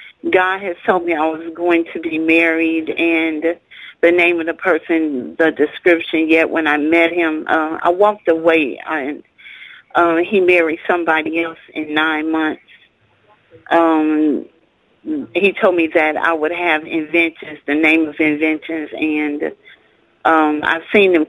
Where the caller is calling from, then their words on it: Minnesota, United States; I'm from Minnesota.